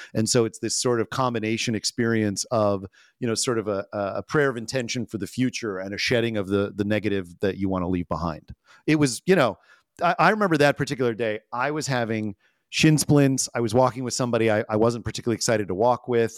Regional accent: United States; particularly as an American

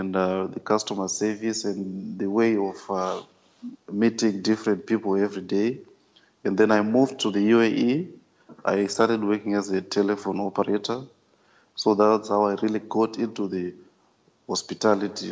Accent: Zimbabwe; now in Abu Dhabi, United Arab Emirates; I'm originally from Zimbabwe in Africa, but right now I'm working in the United Arab Emirates in the city of Abu Dhabi.

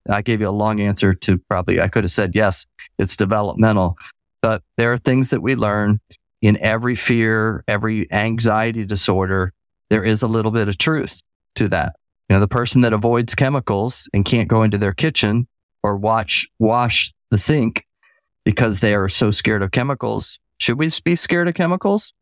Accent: Tampa, Florida, United States; also born or lived in Michigan; now in Southeast Georgia, United States; growing up in Tampa as a kid

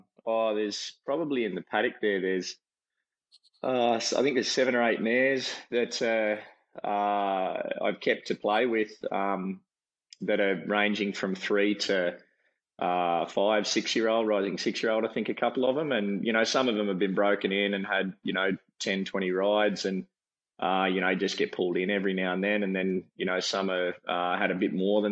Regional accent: Berkeley Vale, New South Wales, Australia; I grew up on the Central Coast, down at a little area called Berkeley Vale, which is sort of near the entrance in Terrigal.

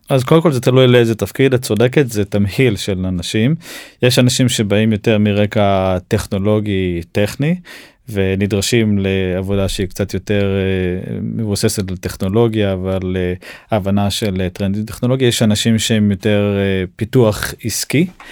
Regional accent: Israel; אנחנו ישראלים

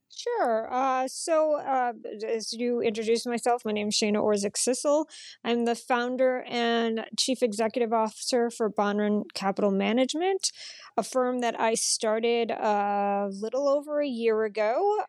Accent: Massachusetts, United States; now in Chicago, United States; I grew up in Massachusetts

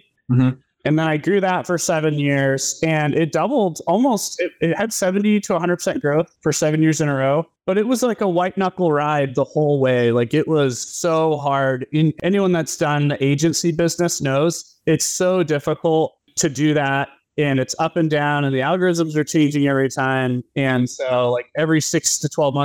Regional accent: Portland, United States; I grew up in Portland area

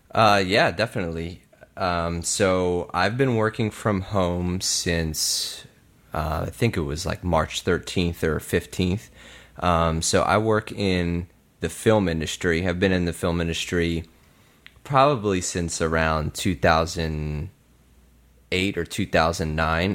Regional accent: Bensalem, Pennsylvania, United States; I grew up in Bucks County in Ben Salem

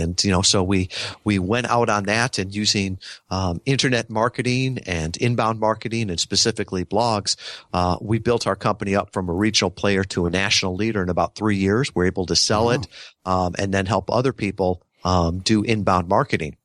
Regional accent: Midwest, United States; I grew up in the Midwest

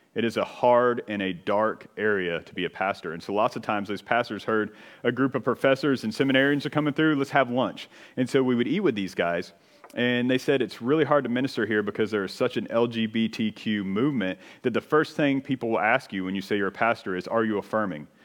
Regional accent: United States

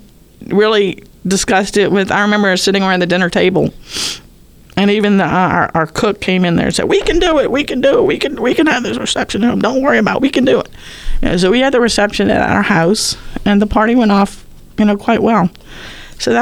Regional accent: New Orleans, Louisiana, United States; born or raised there

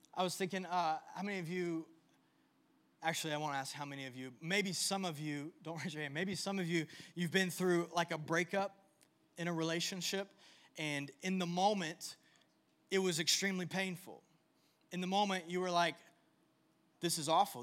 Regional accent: United States; I was born in the United States

